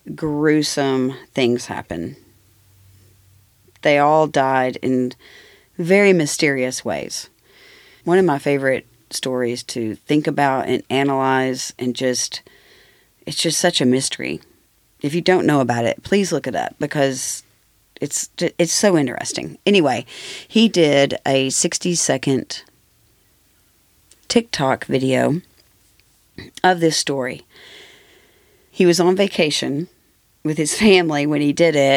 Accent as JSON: {"language": "English", "town": "Rockford", "region": "Tennessee", "country": "United States", "said": "I'm from Rockford, which is basically Maryville."}